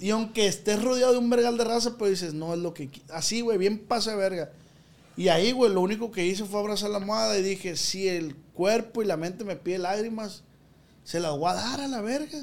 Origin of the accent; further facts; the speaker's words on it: Michoacán, Mexico; mi estado Michoacán